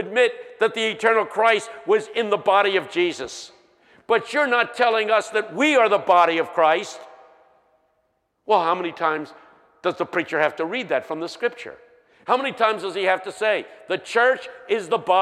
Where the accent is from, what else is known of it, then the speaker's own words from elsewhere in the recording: Philadelphia, Pennsylvania, United States; I'm from West Philadelphia High